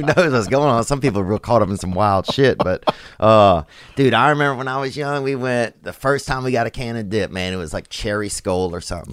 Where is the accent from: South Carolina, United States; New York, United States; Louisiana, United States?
Louisiana, United States; also born or lived in Los Angeles; now in Nashville, United States; I'm from Louisiana originally